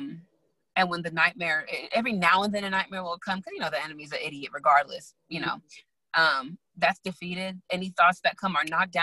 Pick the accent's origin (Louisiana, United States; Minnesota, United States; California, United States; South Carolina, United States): California, United States; San Bernardino; I'm a nobody from San Bernardino.